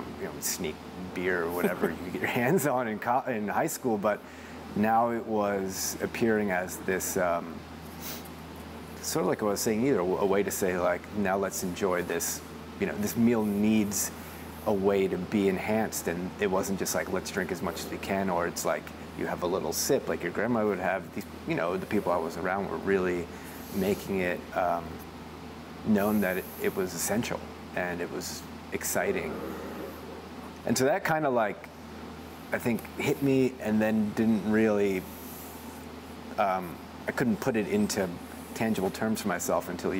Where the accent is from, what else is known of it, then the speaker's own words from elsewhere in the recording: Baltimore, Maryland, United States; moved away as an adult; now in Oregon, United States; I was born in Baltimore, Maryland, in the city, and then at about 11 or 12, my folks moved out